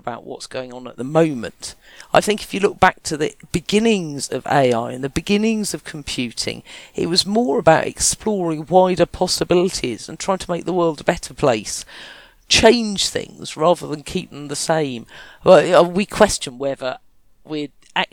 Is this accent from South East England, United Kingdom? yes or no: yes; Kent, South East England, United Kingdom; I was from Kent